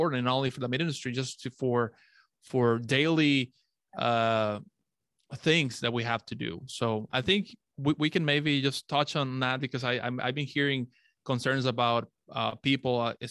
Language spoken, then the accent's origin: English; Monterrey, Nuevo León, Mexico; my hometown, Monterrey.